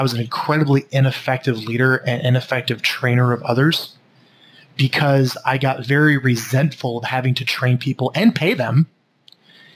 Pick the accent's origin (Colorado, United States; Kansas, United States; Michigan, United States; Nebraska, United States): Nebraska, United States; Omaha; I grew up in Omaha, Nebraska, in a very middle-class family